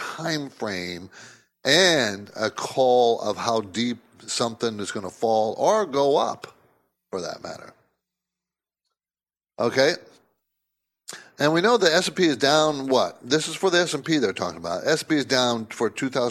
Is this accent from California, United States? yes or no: yes; San Diego, California, United States; moved away as an adult; also born or lived in New Jersey; I grew up in the West Coast, in San Diego, actually. And I moved from to Jersey after I graduated from college.